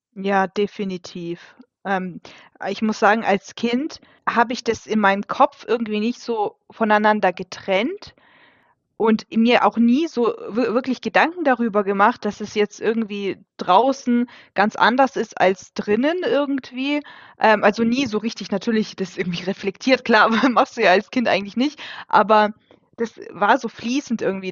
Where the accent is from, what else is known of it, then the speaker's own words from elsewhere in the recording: Germany; German is a second language; also born or lived in Kazakhstan; ich bin äh, Deutsche und ähm, aber eben halt mit russischen Wurzeln